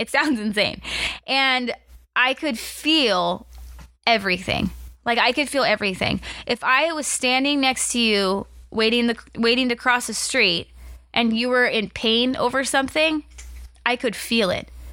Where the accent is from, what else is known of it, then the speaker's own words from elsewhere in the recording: United States; moved away; I grew up on Lake Powell.